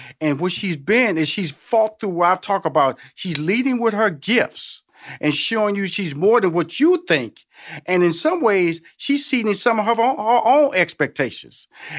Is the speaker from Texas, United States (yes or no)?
yes; Houston, Texas, United States; And I'm from Houston, Texas, okay? So I'm from Tex-Mex. I'm from … country, okay?